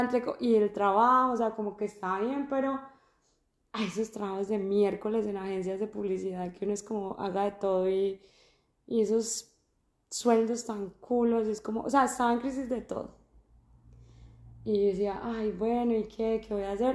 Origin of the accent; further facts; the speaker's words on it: Armenia, Quindío, Colombia; moved away as an adult; also born or lived in Medellín, Colombia; now in Australia; yo soy de Armenia, llevo en Australia tres años y cuatro meses